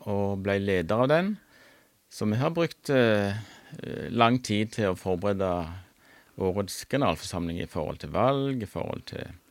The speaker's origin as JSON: {"language": "Norwegian", "town": "Randaberg", "region": "Rogaland", "country": "Norway", "moved": "as an adult", "lives_now": "Nærbø, Norway", "said": "Jeg er fra Randaberg, men eh, og pendla som lærer til Tryggheim noen år."}